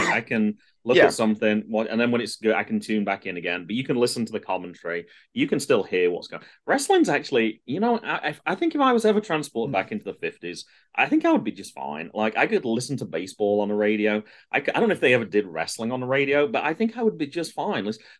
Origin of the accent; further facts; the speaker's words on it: United Kingdom; We're so British.